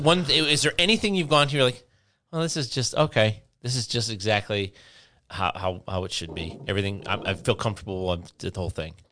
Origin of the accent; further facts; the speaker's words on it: Detroit, Michigan, United States; I grew up in Detroit